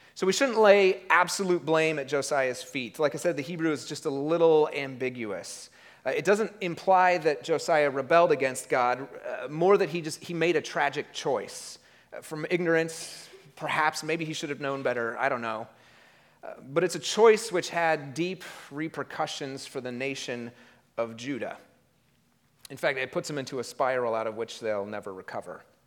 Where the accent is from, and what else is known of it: United States